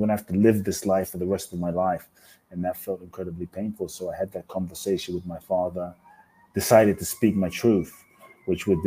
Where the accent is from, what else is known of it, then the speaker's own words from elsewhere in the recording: London, United Kingdom; also born or lived in Mexico; now in Los Angeles, United States; I grew up in London.